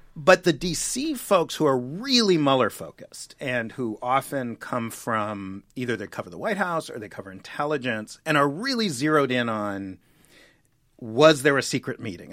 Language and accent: English; New York City, New York, United States; I grew up in New York City.